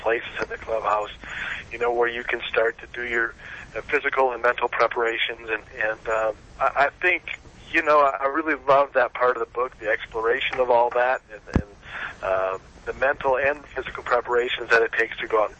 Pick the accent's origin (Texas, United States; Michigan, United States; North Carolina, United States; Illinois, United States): Michigan, United States; Flint; moved away as an adult; Flint, Michigan is a tough town, hit hard by the automotive industry leaving and the lack of jobs and opportunity. But it's a great town. It was for me growing up.